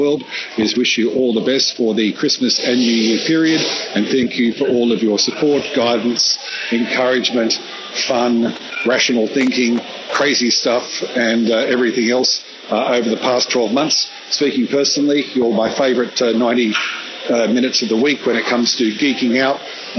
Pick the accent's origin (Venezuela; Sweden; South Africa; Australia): Australia; moved away; also born or lived in San Francisco, United States; I now live in my homeland of Australia